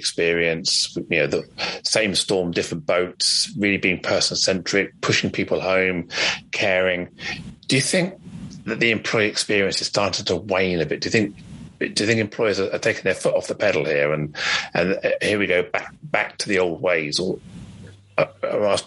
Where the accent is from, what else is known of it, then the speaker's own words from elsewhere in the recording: England, United Kingdom; as a British English person